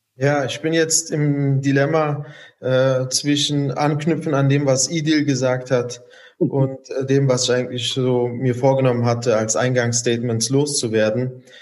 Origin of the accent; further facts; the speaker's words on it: Germany; als Deutsche bezeichnen, weil wir hier aufgewachsen sind oder auch einen deutschen Pass haben